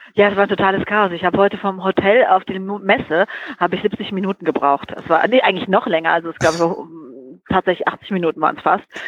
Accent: Frankfurt, Hesse, Germany; ich bin ja auch Frankfurter Mädchen

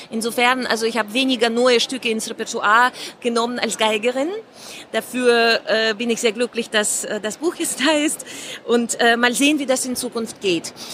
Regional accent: Moscow, Russia; German is a second language; Und zwar, ich bin in Moskau zur Schule gegangen und es war, wir hatten, klingt unglaublich, aber wir hatten keine Computer.

